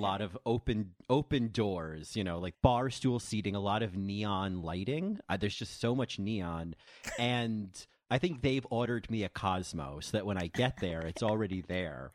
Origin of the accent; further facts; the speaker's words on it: New Jersey, United States; from New Jersey